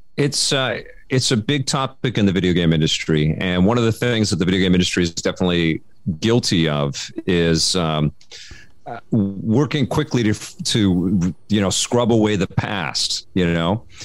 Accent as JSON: {"language": "English", "town": "Vancouver", "region": "British Columbia", "country": "Canada", "tie": "born or raised there", "said": "I grew up in Kid Solano in Vancouver"}